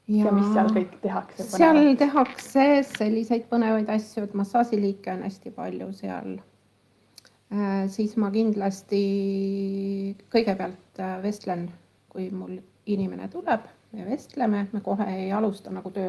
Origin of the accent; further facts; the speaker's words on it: Kullamaa, Lääne County, Estonia; ja mina tulin Kullamaalt ja siis ei olnud Google Maps ega, ega mingisuguseid